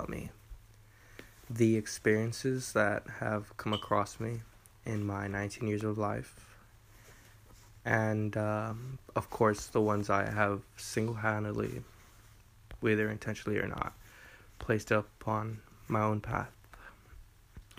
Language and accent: English; Eagle Pass, Texas, United States; I grew up in the great state of Texas in the city of Eagle Pass, where I have enjoyed my childhood